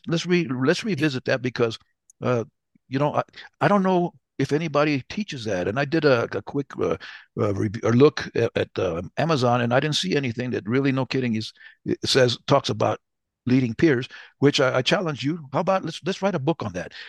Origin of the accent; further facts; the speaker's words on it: New Mexico, United States; I'm from New Mexico, so, uh, we are Latinos. I call, I'd rather have Latino than Hispanic, but I'm Chicano